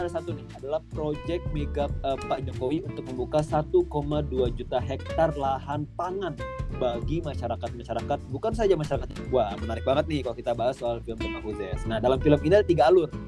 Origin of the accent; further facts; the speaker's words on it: Samarinda, East Kalimantan, Indonesia; Uh, saya dari Samarinda.